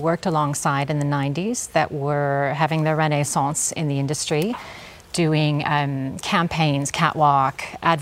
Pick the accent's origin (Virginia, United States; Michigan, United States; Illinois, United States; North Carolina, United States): Illinois, United States; Chicago; moved away as an adult; also born or lived in Germany; now in Sydney, Australia; I'm originally from Chicago